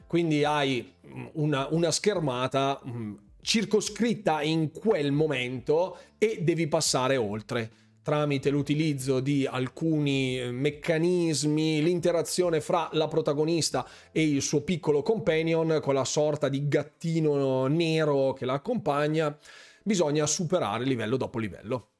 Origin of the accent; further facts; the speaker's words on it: Bergamo, Lombardy, Italy; io sono di Bergamo